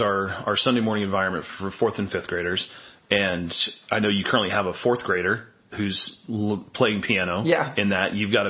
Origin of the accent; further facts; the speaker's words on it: Newton, Illinois, United States; Been to my hometown, Newton? Yeah. 2,600 people and declining.